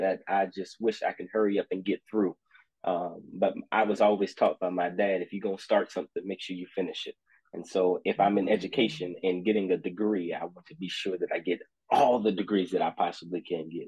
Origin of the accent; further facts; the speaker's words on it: Austin, Texas, United States; I am from Austin, Texas, a graduate of Wiley College